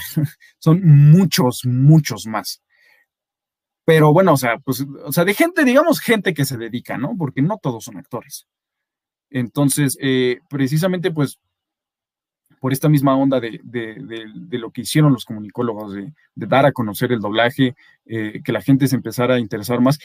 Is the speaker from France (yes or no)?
no; Mexico City, Mexico; accent: Mexico City accent; aquí en la Ciudad de México, nuestro acento